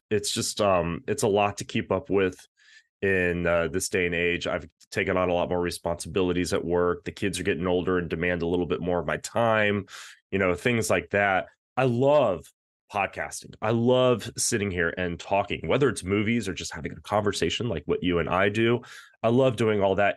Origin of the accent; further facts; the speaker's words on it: Texas, United States; I grew up in Texas